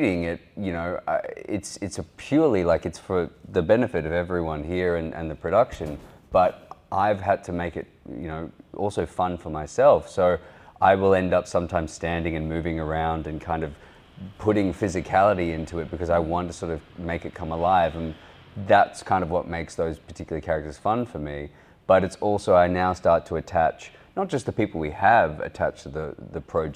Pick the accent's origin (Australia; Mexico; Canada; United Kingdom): Australia; accent: Australian